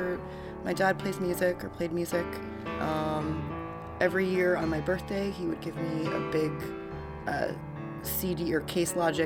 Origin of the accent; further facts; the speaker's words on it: just north of Boston, Massachusetts, United States; I grew up just north of Boston, Massachusetts